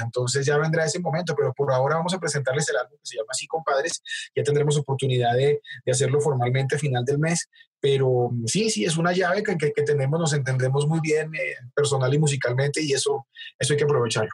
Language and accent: Spanish; Bogotá, Colombia; somos bogotanos los dos